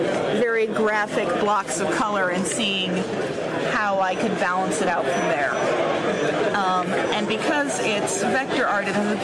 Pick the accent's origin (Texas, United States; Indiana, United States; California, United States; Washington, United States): Indiana, United States; I'm from Indiana, which is a state over.